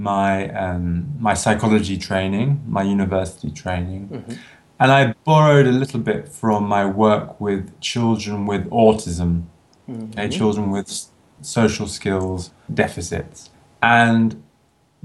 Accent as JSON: {"language": "English", "region": "London", "country": "United Kingdom", "also_born_or_lived": "Edinburgh, Scotland / Italy", "moved": "as an adult", "said": "I'm originally from London in the UK, although I chose to study in Scotland, in Edinburgh."}